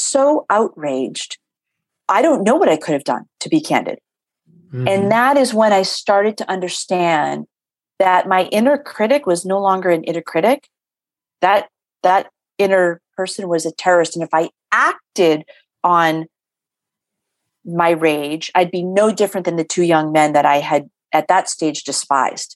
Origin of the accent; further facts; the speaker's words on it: Boston, Massachusetts, United States; I'm born and raised in Boston